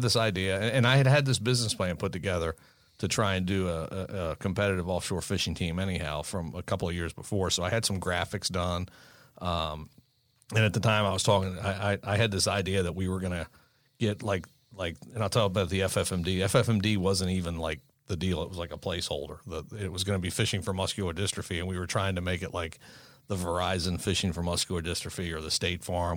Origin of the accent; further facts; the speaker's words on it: Maryland, United States; we're from Maryland.